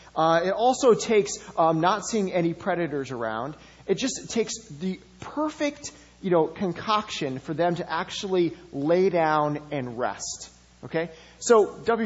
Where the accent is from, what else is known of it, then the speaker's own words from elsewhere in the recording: Madison, Wisconsin, United States; I grew up in Madison